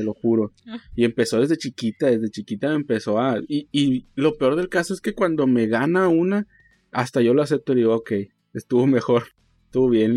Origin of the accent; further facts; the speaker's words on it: Mexico; como somos mexicanos